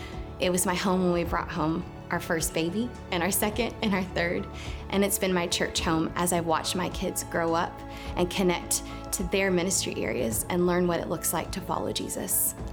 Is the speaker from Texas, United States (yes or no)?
yes; Texas, United States; moved away as an adult; now in Nashville, United States; I came home from Texas and went back to Tennessee for school